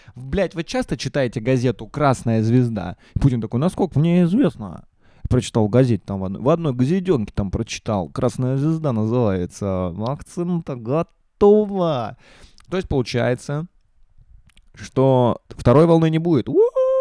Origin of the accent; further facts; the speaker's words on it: Russia